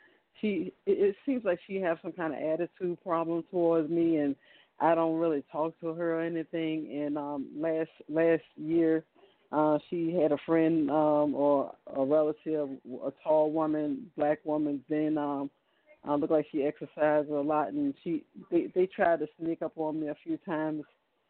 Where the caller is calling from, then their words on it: Virginia, United States; I'm from Virginia.